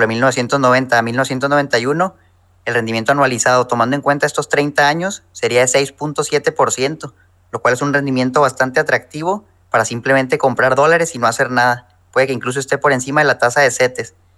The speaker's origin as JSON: {"language": "Spanish", "region": "Chihuahua", "country": "Mexico", "also_born_or_lived": "Acuña, Coahuila", "moved": "as an adult", "said": "yo soy mexicano, soy de Chihuahua"}